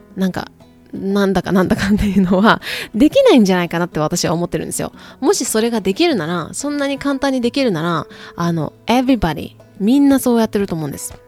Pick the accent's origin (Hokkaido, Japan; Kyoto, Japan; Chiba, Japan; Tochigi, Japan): Kyoto, Japan; accent: Kansai dialect; moved away as an adult; now in United States; 私あの京都出身なんですけど、あの関西、 普段は関西弁なんですけどね